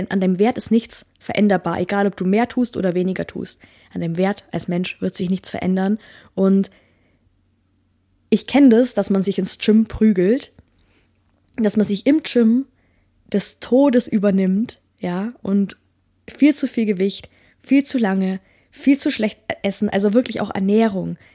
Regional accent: Bavaria, Germany; Also, ich komme ja aus dem Allgäu.

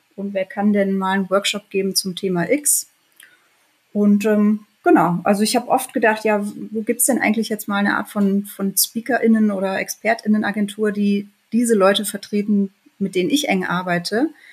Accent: Bielefeld, North Rhine-Westphalia, Germany; moved away; ich bin in Bielefeld geboren und aufgewachsen, habe da auch noch angefangen zu studieren

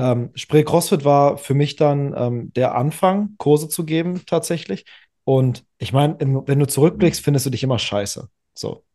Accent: Berlin, Germany; ich bin in ähm, in der Zeit aufgewachsen, im Berliner Leistungshandball

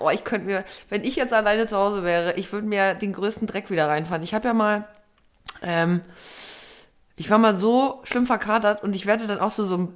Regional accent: East Germany, Germany; born there; ich bin noch äh, im, in der DDR geboren, aber ich war zwei Wochen alt

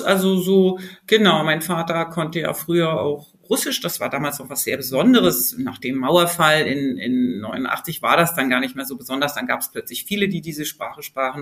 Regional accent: Germany; ich bin ja in Deutschland geboren und aufgewachsen

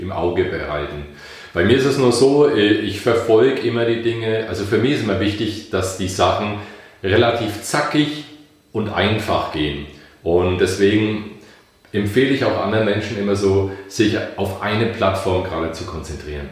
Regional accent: Bamberg, Bavaria, Germany; now in Bayreuth, Germany; Ich bin äh, stamm aus Bamberg, lebe in Bayreuth

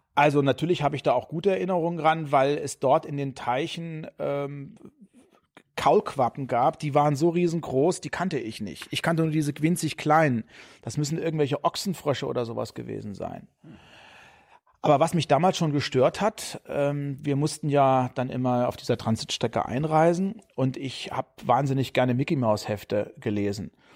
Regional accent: Heringen, Hesse, Germany; also born or lived in Bad Hersfeld / Berlin; Heringen an der Werra, bekannt durch den Kalibergbau. Da bin ich geboren, da bin ich zur Schule gegangen, habe ich mein Abi gemacht

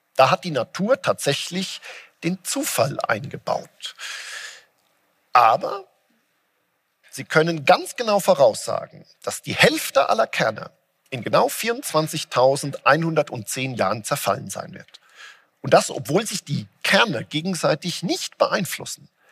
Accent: Germany

